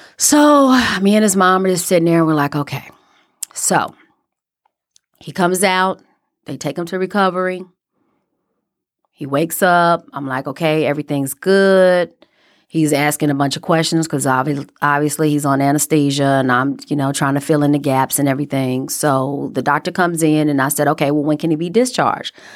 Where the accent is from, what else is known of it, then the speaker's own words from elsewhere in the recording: Chicago, Illinois, United States; moved away; I'm from Chicago